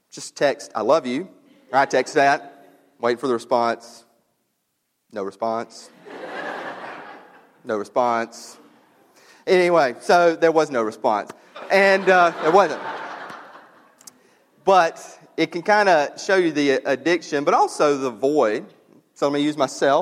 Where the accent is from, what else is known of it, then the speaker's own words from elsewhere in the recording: New Albany, United States; moved away; my hometown of New Albany